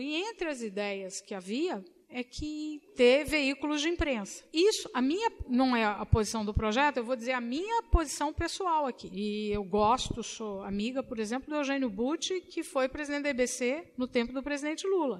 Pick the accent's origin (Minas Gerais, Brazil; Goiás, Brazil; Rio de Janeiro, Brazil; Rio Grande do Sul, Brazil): Minas Gerais, Brazil; now in São Paulo, Brazil; eu sou mineira